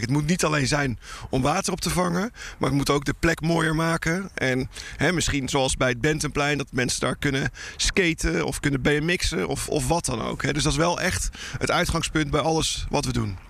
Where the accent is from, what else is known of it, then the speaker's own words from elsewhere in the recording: Rotterdam, South Holland, Netherlands; we als Nederlands in het algemeen en zeker als Rotterdammers gewend zijn dat water altijd om ons heen is